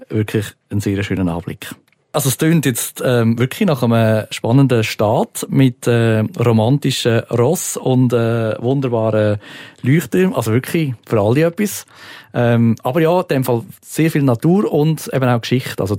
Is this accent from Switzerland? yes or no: yes; Switzerland; Also wir als Schweizer, die immer alles durchgetaktet haben.